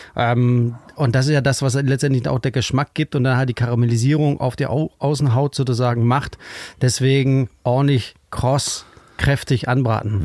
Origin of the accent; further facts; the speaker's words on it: Kolding, Southern Denmark, Denmark; German is a second language; moved away as an adult; also born or lived in Düsseldorf; now in Hamburg, Germany; ich bin ja in Dänemark aufgewachsen, in Kolling.